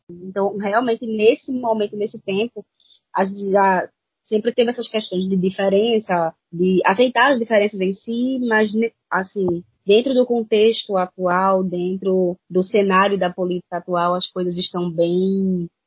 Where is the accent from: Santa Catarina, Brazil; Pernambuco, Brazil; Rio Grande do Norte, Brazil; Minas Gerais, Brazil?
Pernambuco, Brazil; sou nordestina, sou de Pernambuco, o Leão do Norte.